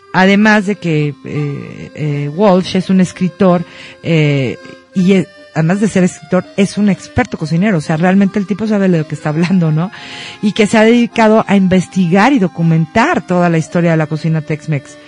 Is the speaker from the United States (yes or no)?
no; Mexico; como mexicanos puristas